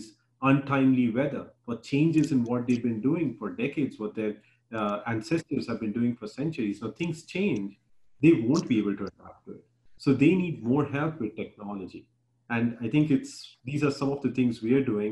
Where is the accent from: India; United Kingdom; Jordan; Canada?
India; Bihar; now in United States; where I grew up in Bihar